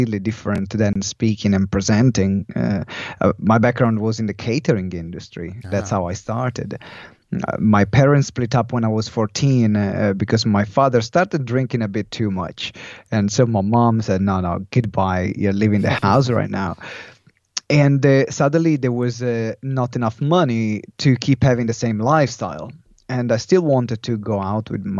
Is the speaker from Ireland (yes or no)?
no; Italy; English is a second language; moved away as an adult; also born or lived in London; someone saw me in Italy